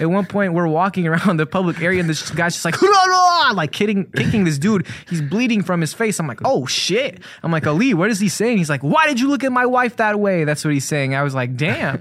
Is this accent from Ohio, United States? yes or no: no; Chicago, Illinois, United States; I grew up in Hyde Park up until I was about fourteen